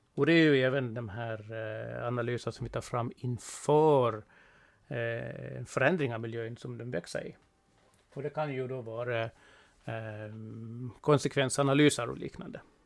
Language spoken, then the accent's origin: Swedish; Gotland, Sweden; Jag är eh, från Gotland, det hörs väl ganska klart och tydligt